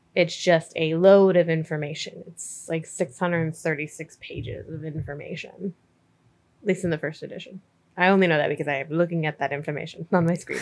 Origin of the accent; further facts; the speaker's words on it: United States; as an American